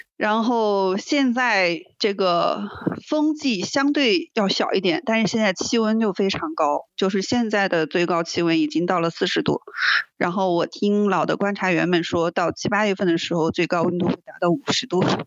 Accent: China; 我来自中国

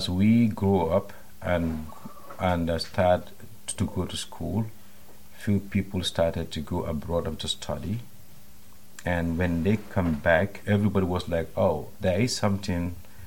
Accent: Bansang, Central River, Gambia; moved away as an adult; also born or lived in United States; I was born in 1978 in Bansang. That's about 280 kilometers from the capital, Banjul. I was born to farmers

